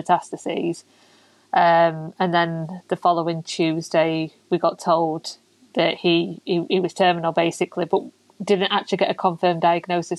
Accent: Doncaster, Yorkshire and the Humber, United Kingdom; we're from Doncaster, so it's the next town over, but they've got a lot broader accent than we have

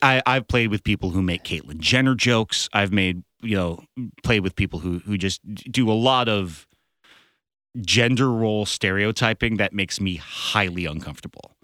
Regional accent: Berkeley, California, United States; now in Los Angeles, United States; I'm going back up to my hometown and playing in Berkeley

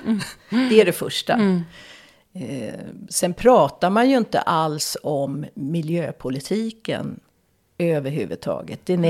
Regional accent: Stockholm, Stockholm County, Sweden; moved away as an adult; now in Dalarna, Sweden; Jag är som ni hör uppvuxen i Stockholm, Stockholms södra förorter. Men jag har bott i över 30 ja, cirka 30-35 år i Dalarna. Eh, men det hörs inte på min dialekt.

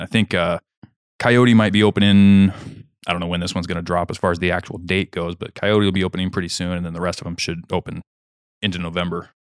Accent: Kansas, United States; moved away; where I grew up in Kansas

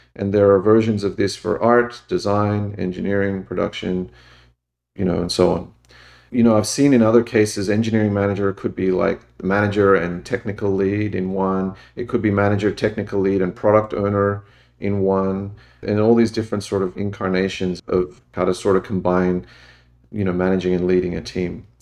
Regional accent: Australia; moved away as an adult; I grew up in Australia.

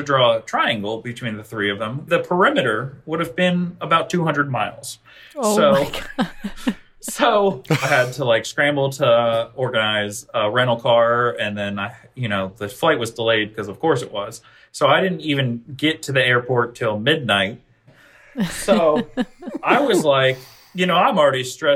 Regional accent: Pennsylvania, United States; moved away; I grew up in Pennsylvania

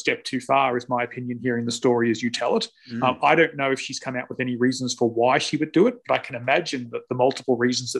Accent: Australia; I'm Australian

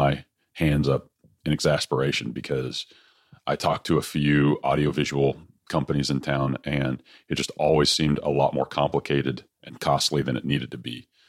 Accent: Austin, Texas, United States; here in Austin, my hometown.

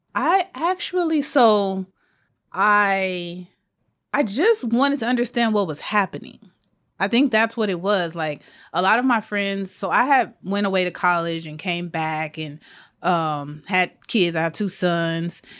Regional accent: Los Angeles, California, United States; I grew up in South L A, born and raised.

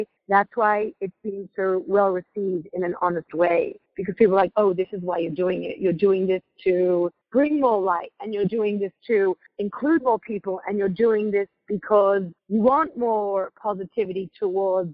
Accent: Sydney, New South Wales, Australia; moved away as an adult; also born or lived in Crown Heights, New York; now in New York, United States; When we were growing up in Australia, we grew up in a really beachy, laid-back suburb called Coogee.

